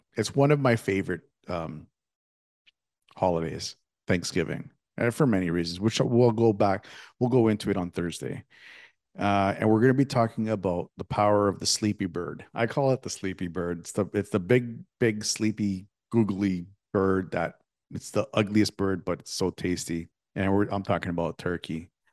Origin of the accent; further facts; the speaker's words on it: Canada; me growing up in Canada